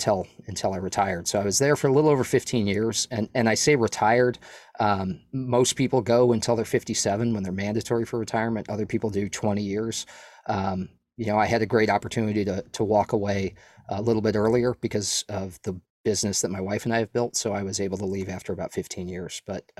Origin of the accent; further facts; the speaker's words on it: New England, United States; And I was like from New England, and I'd never been to Texas